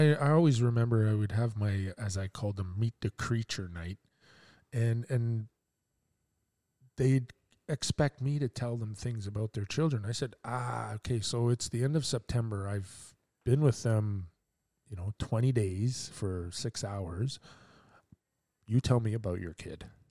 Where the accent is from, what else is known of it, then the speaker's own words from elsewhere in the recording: Quebec, Canada; now in Port Hope, Canada; I'm from Quebec